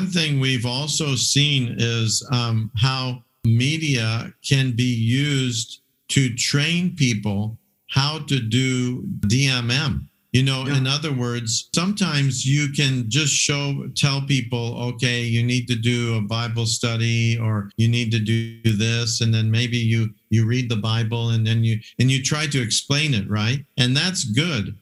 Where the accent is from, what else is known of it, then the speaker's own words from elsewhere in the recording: Hawaii, United States; moved away; also born or lived in Samoa; I did my DTS in Kona, in uh, Hawaii because I grew up in Hawaii